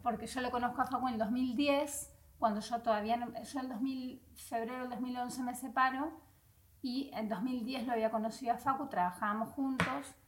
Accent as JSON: {"language": "Spanish", "town": "Vera", "region": "Santa Fe", "country": "Argentina", "tie": "born or raised there", "moved": "as an adult", "lives_now": "Spain", "said": "yo soy de Vera, Santa Fe, el norte de Santa Fe"}